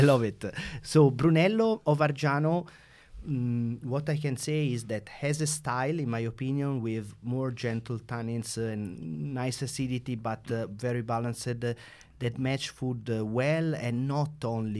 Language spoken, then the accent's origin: English; Siena, Tuscany, Italy; born and raised in Siena